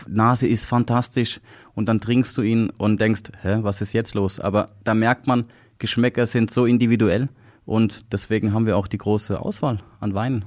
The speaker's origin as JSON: {"language": "German", "country": "Switzerland", "said": "bei uns in der Schweiz"}